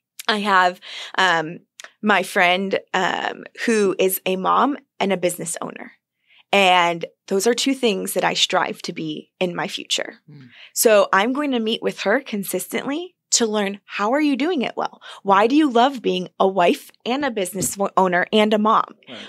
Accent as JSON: {"language": "English", "town": "Buffalo", "region": "New York", "country": "United States", "said": "Buffalo, New York."}